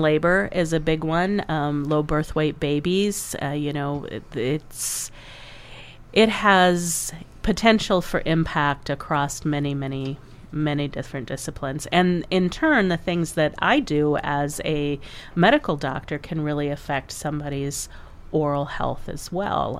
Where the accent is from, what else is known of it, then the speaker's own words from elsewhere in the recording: Iowa, United States; now in South Dakota, United States; I grew up in the Upper Midwest too. I mean, not here in South Dakota, but in Iowa